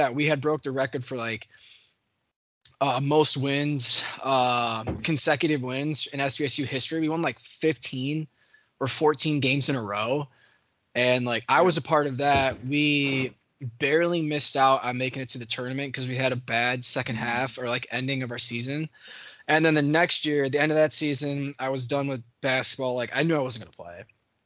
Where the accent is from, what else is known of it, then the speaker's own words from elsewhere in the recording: Pinckney, Michigan, United States; I grew up in Pinckney, right outside Hell, Michigan